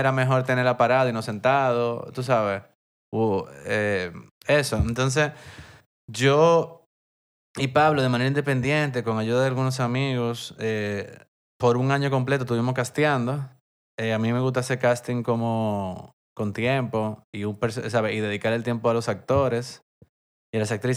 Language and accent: Spanish; Santo Domingo, Distrito Nacional, Dominican Republic; yo soy de Santo Domingo, me crié aquí, esta es mi ciudad